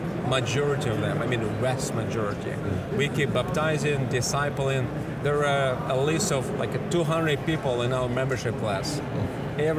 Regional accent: Siberia, Russia; English is a second language; moved away as an adult; now in Moscow, Russia; I grew up in Siberia. Okay. My great-grandfather, he was killed for his faith. Both of my grandfathers were sent in exile to Siberia. So I ended up in Siberia because of God's providence

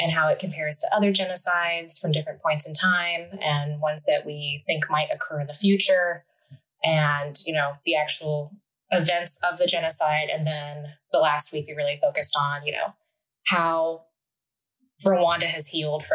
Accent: Delaware, Ohio, United States; I grew up pretty close to where I'm currently living. I'm from Delaware, Ohio, which is right outside of Columbus

